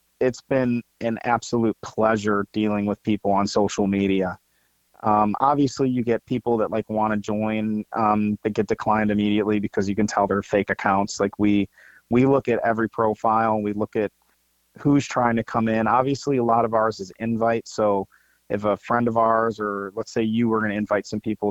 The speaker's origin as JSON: {"language": "English", "region": "Ohio", "country": "United States", "also_born_or_lived": "St. Louis, Missouri", "moved": "yes", "lives_now": "Georgia, United States", "said": "I'm originally from Ohio"}